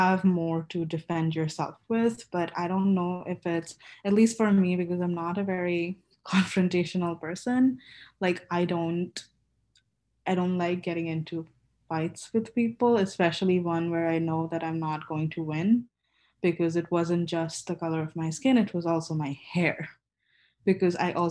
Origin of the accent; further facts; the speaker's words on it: Kolkata, West Bengal, India; moved away as an adult; I've only been back once, been home once since I moved here, and home is India, Calcutta